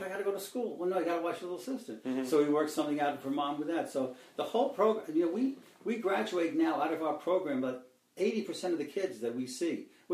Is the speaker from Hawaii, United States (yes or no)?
no; New York City, New York, United States; moved away as an adult; also born or lived in Nassau County, New York; now in Montgomery County, United States; I grew up in Queens in New York